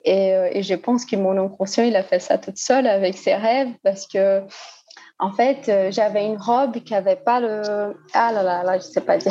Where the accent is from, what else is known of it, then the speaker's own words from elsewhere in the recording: Brazil; French is a second language; also born or lived in Lyon, France; now in Belo Horizonte, Brazil; Je suis brésilienne